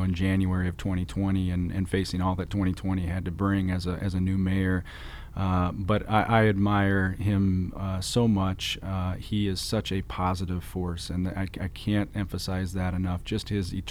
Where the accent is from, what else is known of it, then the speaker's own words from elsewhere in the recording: Bloomington, Illinois, United States; moved away as an adult; now in Iowa City, United States; Bloomington Normal, Illinois, kind of smack in the middle of Illinois, about halfway between St. Louis and Chicago.